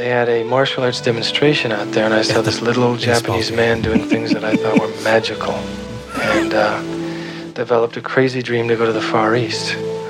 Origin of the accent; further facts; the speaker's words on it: Palermo, Sicily, Italy; born there; I was born in Palermo, Sicily.